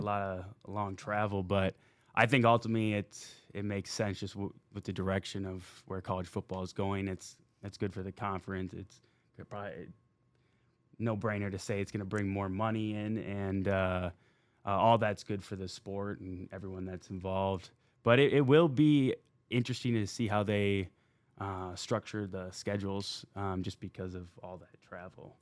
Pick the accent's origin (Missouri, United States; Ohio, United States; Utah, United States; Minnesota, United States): Minnesota, United States; moved away as an adult; playing in Minnesota growing up there